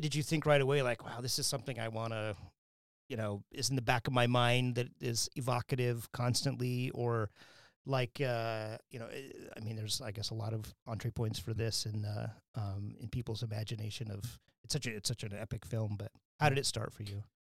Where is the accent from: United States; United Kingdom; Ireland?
United States; Wyoming; moved away; when I grew up in Wyoming